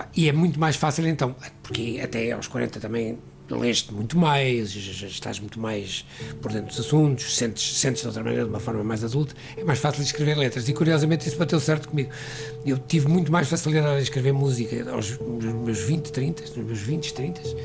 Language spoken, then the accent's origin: Portuguese; Porto, Norte, Portugal; moved away as an adult; also born or lived in London; Eu nasci no Porto, nasci numa família onde a música era era